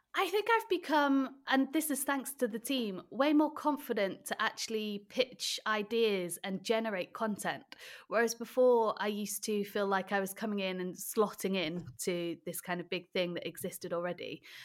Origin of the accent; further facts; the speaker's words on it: Wales, United Kingdom; So that's the fact that I am Welsh